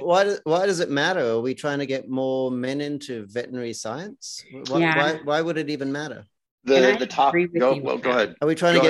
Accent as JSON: {"language": "English", "country": "Australia", "said": "I come from Australia."}